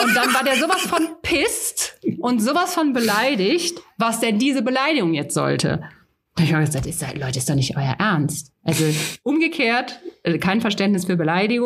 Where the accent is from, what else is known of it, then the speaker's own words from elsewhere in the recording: Rhineland, Germany; now in Bavaria, Germany; ich komme ursprünglich aus dem Rheinland. Ich glaube auch so, wir haben da ja schon so eine etwas direktere Mentalität als hier in Bayern